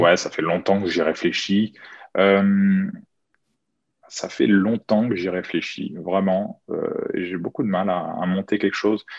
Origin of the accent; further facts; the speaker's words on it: Chartres, Centre-Val de Loire, France; J'habite à Chartres, je suis originaire de Chartres dans l'Eure-et-Loire, à une heure de Paris.